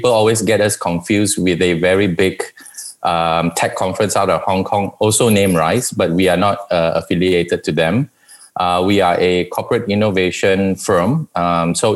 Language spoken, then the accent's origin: English; New Zealand; moved away; also born or lived in Malaysia; I spent half my life in Malaysia and the other half growing up in New Zealand